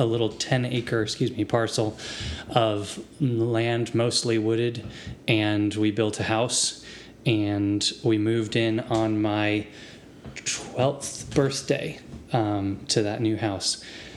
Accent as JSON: {"language": "English", "region": "Central Virginia", "country": "United States", "tie": "born or raised there", "also_born_or_lived": "Appomattox County, Virginia", "said": "Yeah, so I grew up, my family moved around a bit, but most of my childhood was in Central Virginia, and the longest place I lived was about the 8 years of my my teenage into adulthood life"}